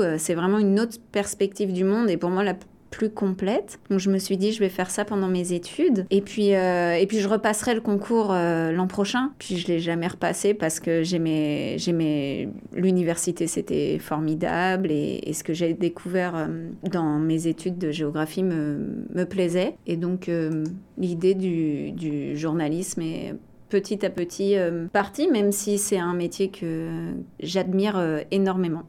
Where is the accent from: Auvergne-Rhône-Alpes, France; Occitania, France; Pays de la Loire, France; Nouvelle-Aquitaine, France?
Pays de la Loire, France; Les Sables-d'Olonne; moved away as an adult; also born or lived in La Roche-sur-Yon, France / Ottawa, Canada; now in Toronto, Canada; je suis née en Vendée à La Roche sur yon ah. J'ai grandi proche, euh, très proche des Sables d'Olonne.